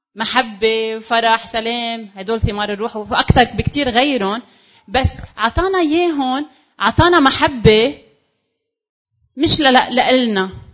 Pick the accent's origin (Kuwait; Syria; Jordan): Syria; انا سوري